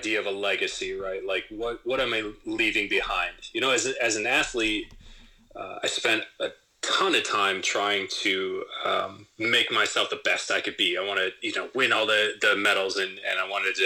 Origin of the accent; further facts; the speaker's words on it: Southwest Michigan, United States; I grew up in Southwest Michigan. I grew up in a pretty rural area.